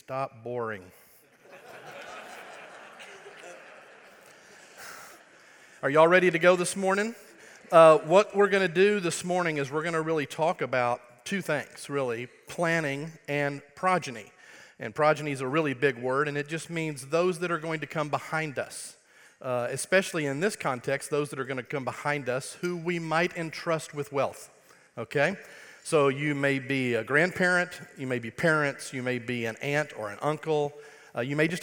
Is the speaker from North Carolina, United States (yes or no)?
no; Wichita Falls, Texas, United States; accent: Texas; I am from Texas, grew up in a place called Wichita Falls, Texas